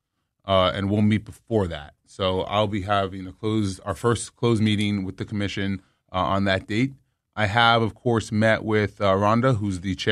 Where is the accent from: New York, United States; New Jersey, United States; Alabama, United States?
New York, United States; New York City; moved away as an adult; now in Jersey City, United States; I'm from New York and I live in Jersey City now